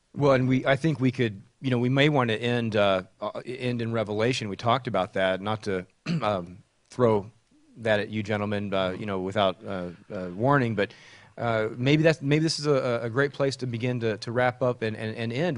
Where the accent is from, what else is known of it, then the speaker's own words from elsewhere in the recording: Texas, United States; now in Charlotte, United States; Texas, my home state